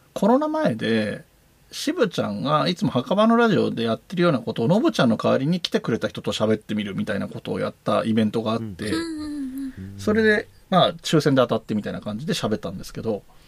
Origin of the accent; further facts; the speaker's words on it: Yamanashi, Japan; accent: Koshu dialect; moved away as an adult; also born or lived in Kanagawa / Tokyo; 大学卒業まで山梨にいて、社会に出て、えーと、神奈川